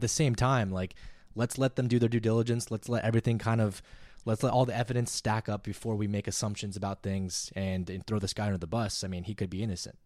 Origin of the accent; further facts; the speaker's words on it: San Diego, California, United States; also born or lived in Texas; now in Los Angeles, United States; I'm myself from San Diego. Grew up listening to ten ninety